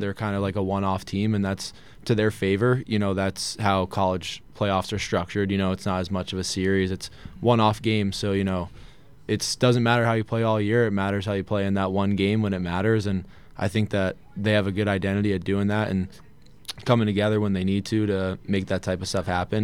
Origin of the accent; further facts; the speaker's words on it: Poughquag, New York, United States; also born or lived in Salem, Massachusetts; I grew up, uh, town called Pokweg, in a district, uh, Arlington, where Arlington High School is